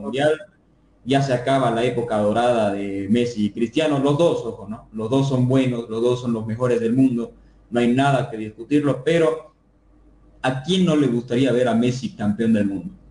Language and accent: Spanish; Bolivia; como hincha boliviano